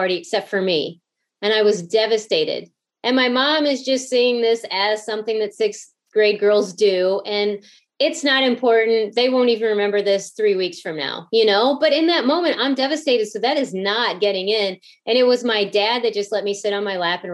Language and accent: English; outside of St. Louis, Southern Illinois, United States; I grew up outside of St. Louis